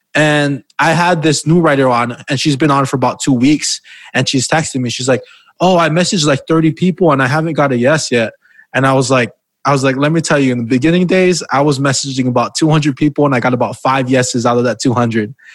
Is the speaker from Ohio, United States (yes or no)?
no; Hawaii, United States; Because I'm from Hawaii and we take pride in being from there